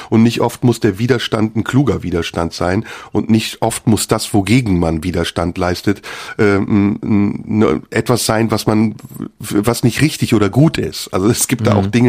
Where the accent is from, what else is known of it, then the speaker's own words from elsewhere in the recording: Turkey; Und ich kenne das aus meiner Heimat, der Türkei, dass eben da der Übergang zu einer Diktatur